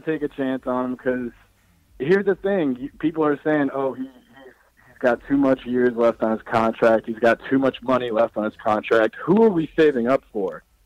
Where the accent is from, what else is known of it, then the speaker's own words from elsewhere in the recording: Raleigh, North Carolina, United States; I'm from Raleigh, North Carolina